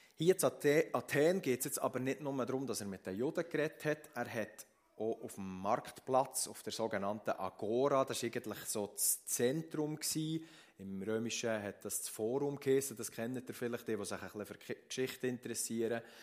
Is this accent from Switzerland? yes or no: yes; Switzerland; bei uns in der Schweiz